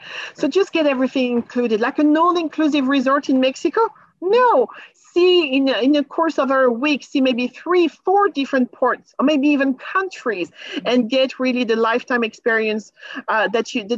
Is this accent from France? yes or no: yes; France; moved away; I'm from France